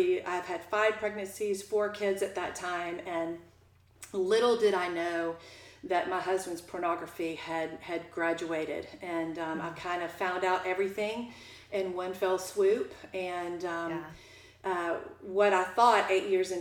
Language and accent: English; Jacksonville, Florida, United States; I grew up in Jacksonville